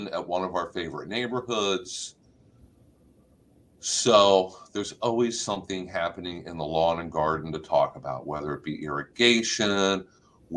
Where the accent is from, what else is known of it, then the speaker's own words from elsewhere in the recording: Maryland, United States; now in Florida, United States; When I was a kid growing up in Maryland